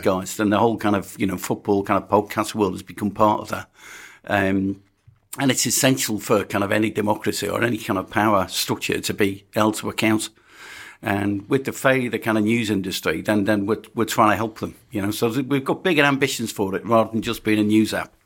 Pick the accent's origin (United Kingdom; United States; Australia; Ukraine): United Kingdom; Birkenhead, North West England; I was born in Birkenhead